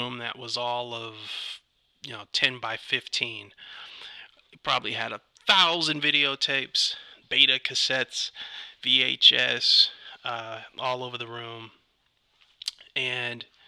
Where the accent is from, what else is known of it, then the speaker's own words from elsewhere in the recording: Ypsilanti, Michigan, United States; moved away as an adult; also born or lived in Detroit, Michigan / Arizona / North Carolina / New York City; now in Los Angeles, United States; I'm from Detroit originally. I was born in Detroit. My parents, we ended up moving to Arizona. Stayed there for a year, two maybe, moved to North Carolina, and then came back up to Michigan and settled in the town, city of Ypsilanti.